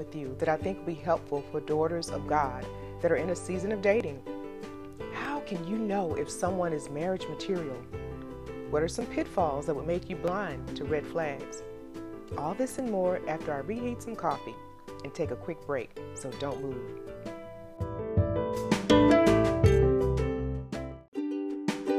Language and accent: English; the South, United States; accent: Southern; I'm from the South